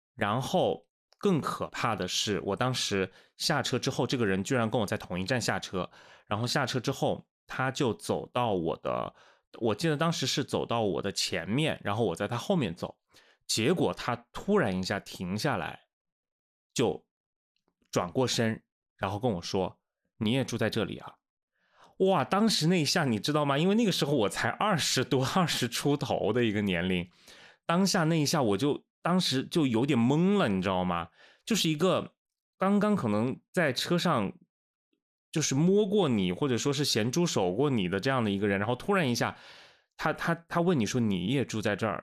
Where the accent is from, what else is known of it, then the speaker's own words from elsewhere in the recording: Wuhan, Hubei, China; moved away as an adult; also born or lived in Changsha; 我是武汉人，然后我工作地方是在长沙嘛，当时其实刚到长沙也就一，一年多